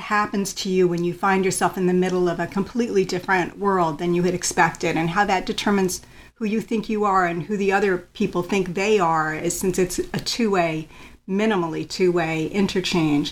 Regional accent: Chicago, Illinois, United States; also born or lived in Connecticut; I grew up in suburban Chicago. I was born in Connecticut, but the family moved to Chicago when I was very young.

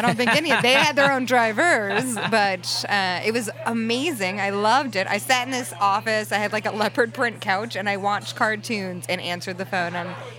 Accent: Las Vegas, Nevada, United States; also born or lived in California; now in New York City, United States; Yeah, I grew up in Vegas, and then I moved from Vegas to California.

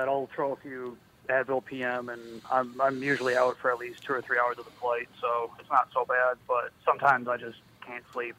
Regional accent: Lino Lakes, Minnesota, United States; I grew up in Lino Lakes.

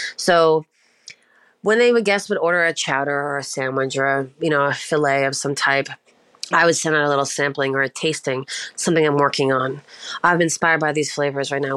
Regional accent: Prince Edward Island, Canada; now in Ontario, Canada; I'm from Prince Edward Island, which is like the smallest island in Canada, situated in the far east side of the country, and uh, sort of looks like a little half or uh, quarter moon floating in the ocean. it's very small. I was raised in a very small fishing village

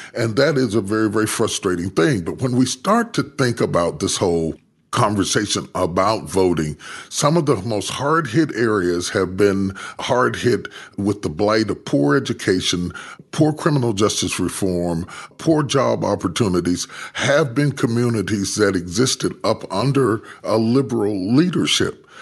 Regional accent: West Virginia, United States; moved away; I was raised in West Virginia

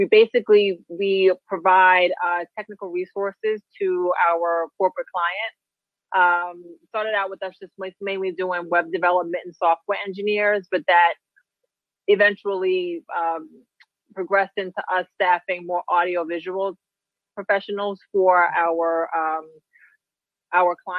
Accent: New York City, New York, United States; I'm from Queens, New York. I am from an area called Far Rockaway, Queens

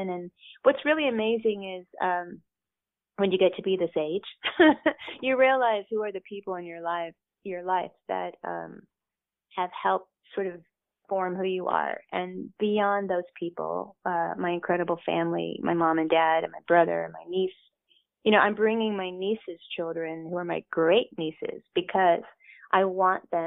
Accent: the South, United States; because I'm from the South.

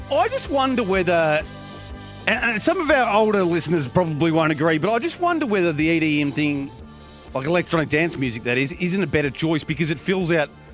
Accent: Geelong, Victoria, Australia; now in Melbourne, Australia; I, I grew up in Geelong

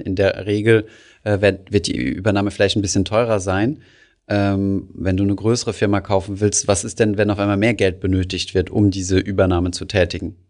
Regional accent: Germany; bei uns in Deutschland

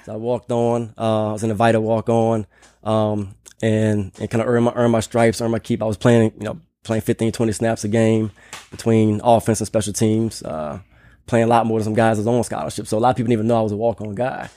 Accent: New Orleans, Louisiana, United States; moved away as an adult; also born or lived in Nashville / Philadelphia; now in Austin, United States; hometown is New Orleans, Louisiana. So, I'm proud New Orleanian. Uh, Grew up in the city

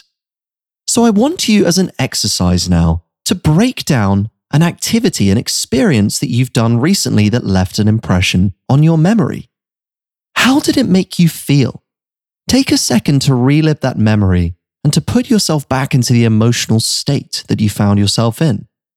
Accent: United Kingdom; moved away as an adult; also born or lived in New York City; I'd been living in a bubble growing up in the United Kingdom my whole life

